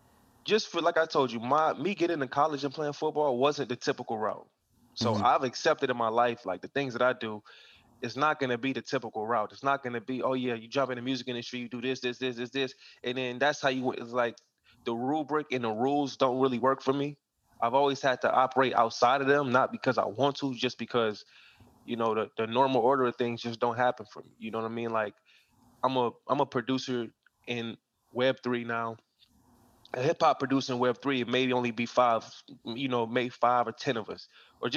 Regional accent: Akron, Ohio, United States; I grew up in Akron, Ohio. When I was 13, I moved to Akron to live with my dad and his side of the family

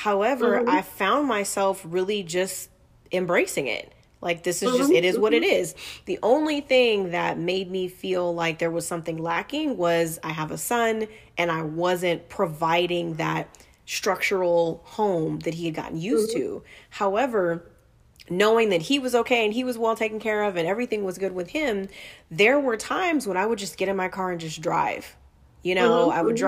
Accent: Inglewood, California, United States; born there; also born or lived in Portland / Utah; I was born in Inglewood, lived in Portland, back to Inglewood, moved to Utah, back to Inglewood, then to the desert

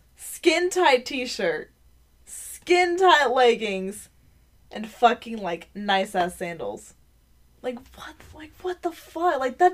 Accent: Baltimore, Maryland, United States; it's because I'm from Baltimore.

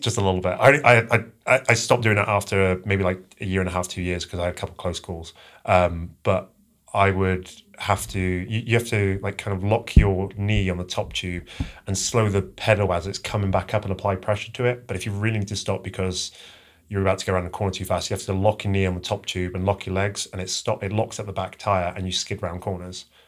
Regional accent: England, United Kingdom; moved away; I'm originally from, uh, England

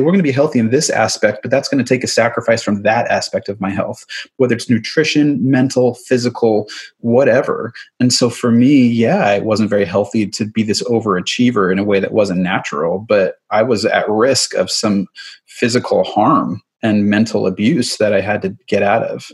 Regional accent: suburb of New York City, United States; also born or lived in Manhattan, New York; I grew up in the suburb of New York City. My, I was born in Manhattan

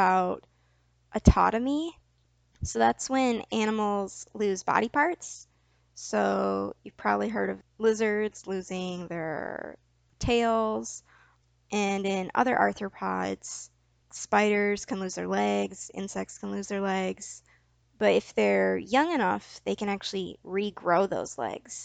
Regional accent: Michigan, United States; I'm from Michigan. We don't have scorpions.

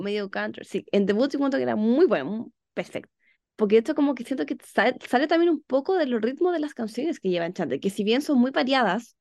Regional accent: Chile; soy de Chile

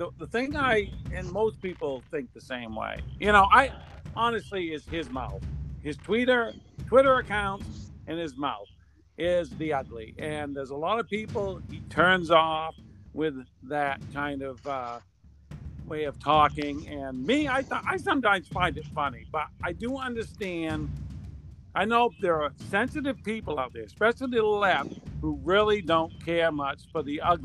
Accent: Florida, United States; from Florida

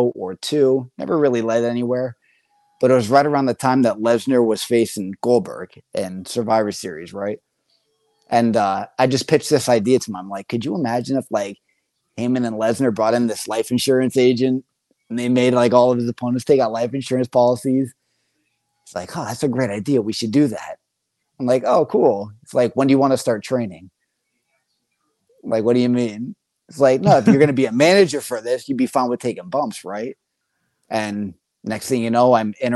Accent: Bloomsburg, Pennsylvania, United States; moved away; I'm originally from Bloomsburg, Pennsylvania. So another small town area.

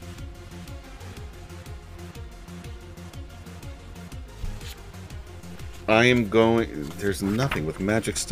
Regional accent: New York, United States; I'm from New York

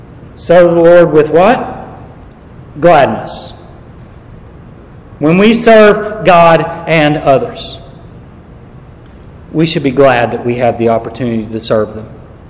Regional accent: the South, United States; I don't find it hot, but I'm from the South. This ain't hot.

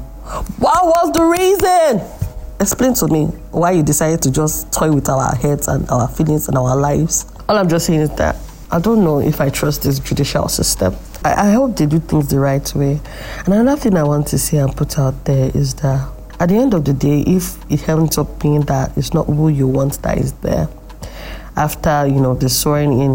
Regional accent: Nigeria; here in Nigeria

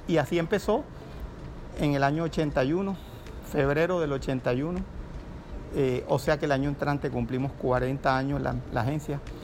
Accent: Cartagena, Bolívar, Colombia; moved away; also born or lived in Barranquilla / Bogotá / Miami; soy cartagenero, administrador de empresas. He vivido la primera etapa de mi vida en Cartagena

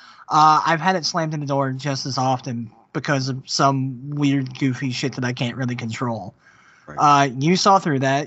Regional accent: United States; we're American men

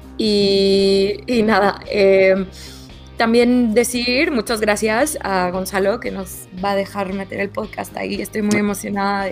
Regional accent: Mexico City, Mexico; now in Madrid, Spain; chilanga de origen y vivo en Madrid

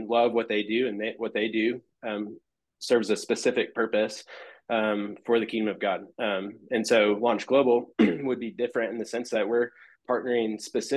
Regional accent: Amarillo, Texas, United States; moved away as an adult; now in Lubbock, United States; I grew up in Amarillo, went to TBC growing up all my life

